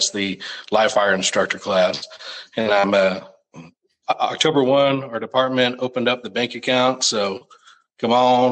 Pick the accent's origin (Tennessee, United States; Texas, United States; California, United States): Texas, United States; Arlington; I'm from Arlington, Texas. I was adopted when I was a young baby, but I grew up in Arlington, Texas.